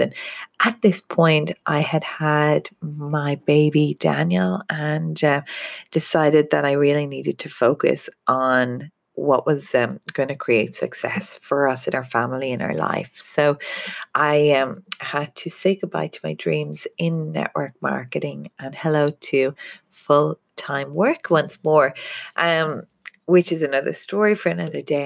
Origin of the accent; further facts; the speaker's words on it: Ireland; moved away as an adult; now in Australia; being Irish